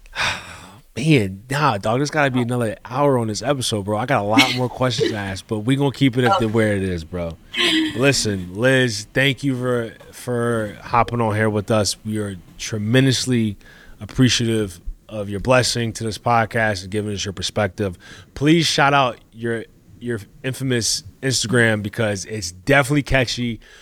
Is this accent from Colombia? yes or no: yes; Colombia; moved away; I grew up in Colombia